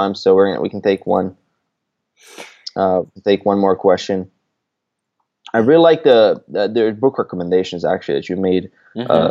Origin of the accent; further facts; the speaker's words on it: Croatia; I'm a Croatian.